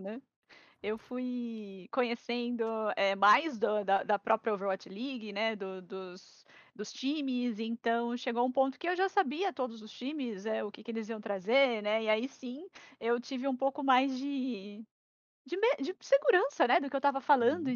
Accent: Santos, São Paulo, Brazil; also born or lived in Araraquara; Eu sou de Santos

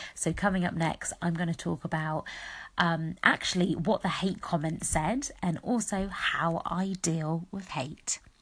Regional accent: United Kingdom; I was born here in the UK, but that's my heritage, isn't it? Is um, Mauritian. So I'm a British Mauritian.

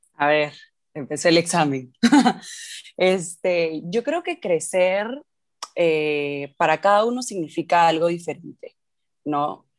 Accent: Lima, Peru; crecí en Lima, en Perú

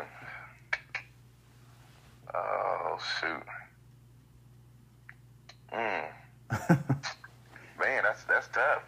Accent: Seminole, Oklahoma, United States; I grew up in Seminole

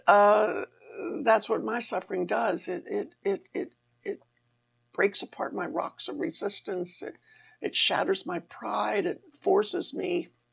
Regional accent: Maryland, United States; I was 17, growing up on the East Coast in Maryland

